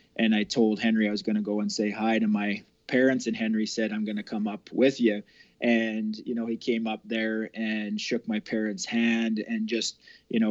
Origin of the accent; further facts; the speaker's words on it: Olds, Alberta, Canada; I drove in and out of the city from my hometown in Olds to Calgary